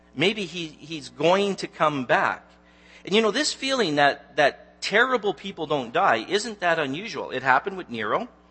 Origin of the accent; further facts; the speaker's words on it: Newmarket, Ontario, Canada; I'm actually from Newmarket